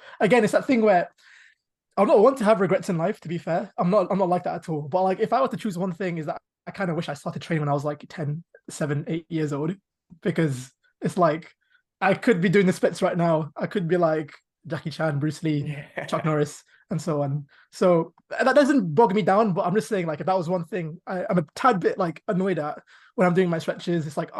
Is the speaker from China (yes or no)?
no; Pakistan; I'm Pakistani.